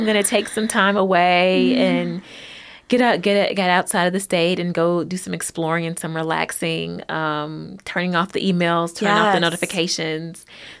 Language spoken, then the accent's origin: English; Hopkinsville, Kentucky, United States; And I'm a small town girl. I'm from a very small town. I'm from Hopkinsville, and so it still has a really small town feel.